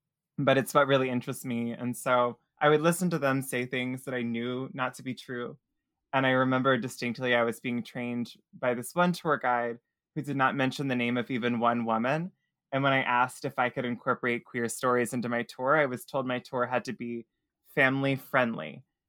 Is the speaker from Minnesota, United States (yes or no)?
no; Tennessee, United States; now in New Orleans, United States; So I'm originally from Tennessee. I was born in a really rural corner of Tennessee that not a lot of people would recognize the name of. But we moved all over, and I was just trying to get it.